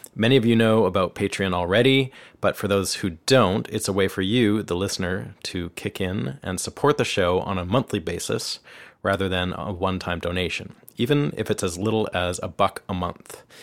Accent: Canada; moved away as an adult; now in Nashville, United States; I'm a Canadian guitarist, songwriter, producer, and engineer

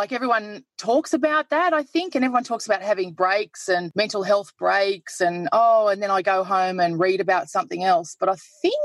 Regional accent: Queensland, Australia; now in Melbourne, Australia; I'm from Queensland, not long in Melbourne

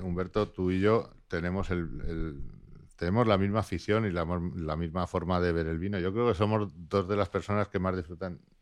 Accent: Basque Country, Spain; also born or lived in Laguardia; Soy vasco.

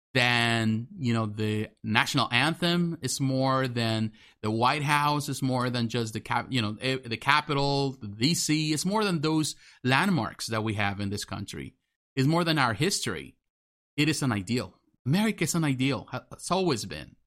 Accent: Mexico; now in United States; I'm American, but I grew up in Mexico. I was born in Mexico.

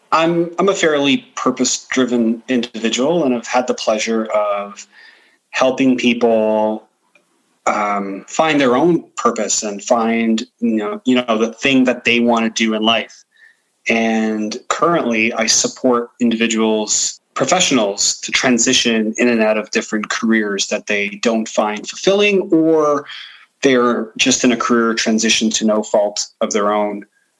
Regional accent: Ontario, Canada; you know, I grew up in Bathurst and Steeles. Mm-hmm. And so it was a predominantly like European neighborhood, Eastern European neighborhood.

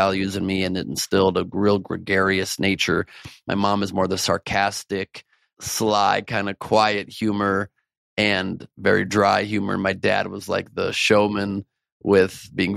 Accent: Los Angeles, California, United States; L.A., born and raised.

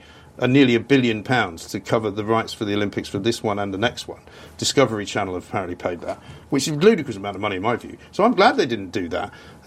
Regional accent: London, United Kingdom; also born or lived in Sussex; I was one of those sort of manky Londoners

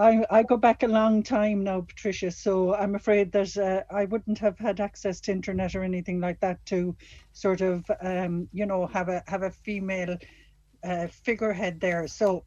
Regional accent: Castlerea, Connacht, Ireland; my hometown, Castlereagh.

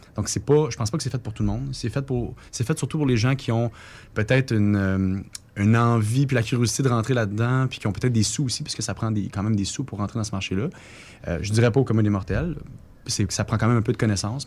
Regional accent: Quebec, Canada; nous, au Québec

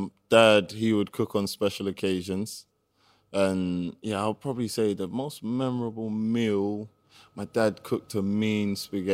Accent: London, United Kingdom; So I was born in Tottenham.

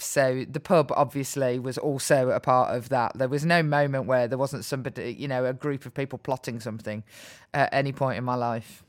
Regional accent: Birmingham, West Midlands, United Kingdom; So I grew up in Birmingham, where I still live

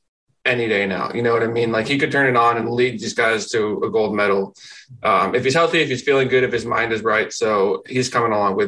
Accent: Canada; as a Canadian

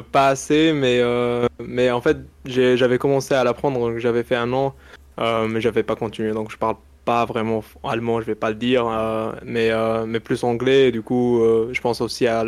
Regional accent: Morocco; first language Arabic; French is a second language; moved away; j'ai grandi au Maroc, donc euh, je parle très bien d'Arija

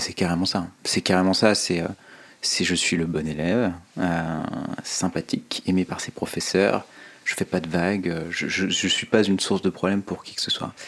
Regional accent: Oyonnax, Auvergne-Rhône-Alpes, France; also born or lived in Lyon; Je suis né à Lyon, j'ai grandi euh, principalement à Oyonnax

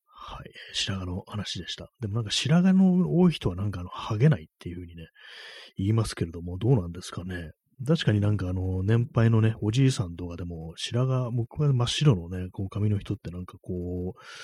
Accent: Tokyo, Japan; 私東京生まれ

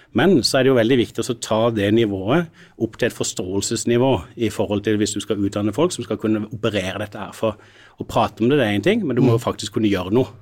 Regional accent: Sørlandet, Norway; jeg er jo sørlending

